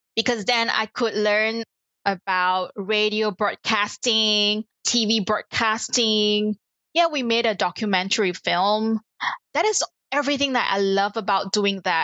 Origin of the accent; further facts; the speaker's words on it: Kuala Lumpur, Malaysia; So I was born in Kuala Lumpur in Malaysia, born into a typical middle-class family